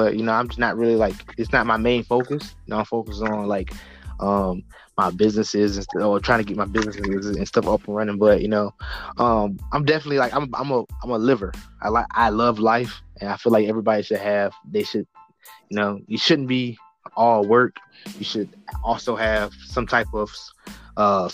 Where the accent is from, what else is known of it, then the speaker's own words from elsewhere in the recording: the South, United States; also born or lived in Norfolk, Virginia; I grew up in the South